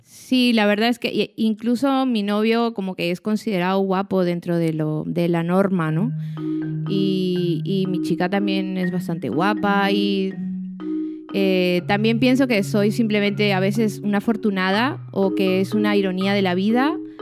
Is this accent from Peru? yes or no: yes; Peru; soy peruana, soy escritora